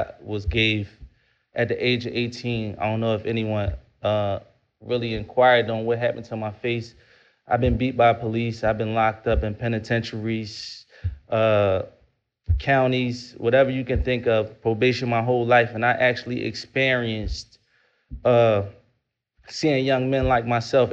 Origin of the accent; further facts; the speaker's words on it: Philadelphia, Pennsylvania, United States; I'm from North Philadelphia